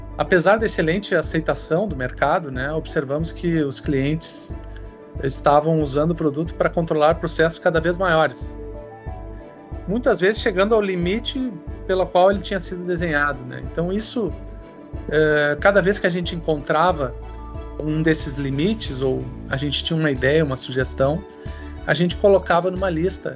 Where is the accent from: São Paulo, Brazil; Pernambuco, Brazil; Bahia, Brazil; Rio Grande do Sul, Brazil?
Rio Grande do Sul, Brazil; also born or lived in Porto Alegre; eu sou gaúcho, tenho 49 anos